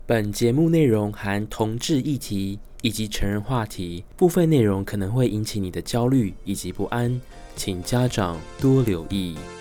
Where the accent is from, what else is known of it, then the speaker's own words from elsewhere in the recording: Tainan, Taiwan; moved away; 回到我的老家，台南市